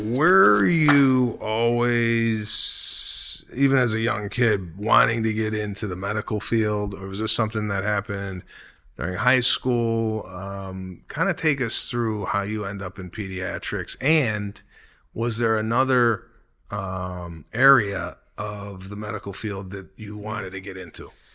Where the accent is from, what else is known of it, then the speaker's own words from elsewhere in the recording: Chicago, Illinois, United States; moved away; my hometown of Chicago